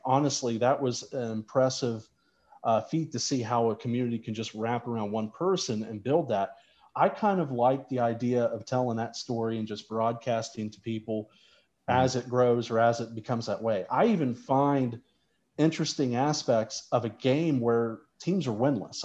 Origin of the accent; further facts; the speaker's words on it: St. Marys, West Virginia, United States; the community radio stations where I grew up in St. Mary's, West Virginia